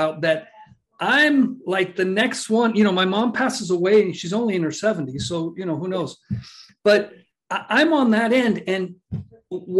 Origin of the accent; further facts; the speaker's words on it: Miami, Florida, United States; moved away as an adult; also born or lived in Boca Raton; we're from Miami